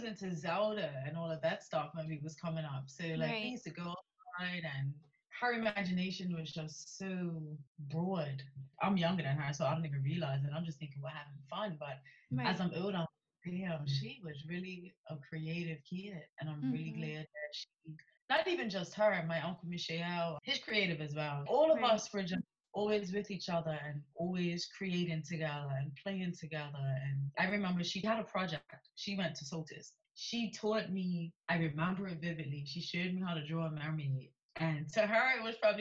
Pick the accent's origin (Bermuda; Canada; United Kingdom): Bermuda; St. George's; I just had a typical Bermudian childhood. You know, it was amazing. I grew up in St. George's